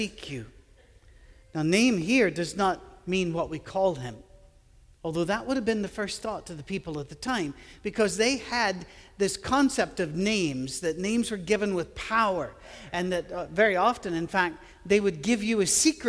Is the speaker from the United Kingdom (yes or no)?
yes; Scotland, United Kingdom; I'm a Scottish guy with an Irish first name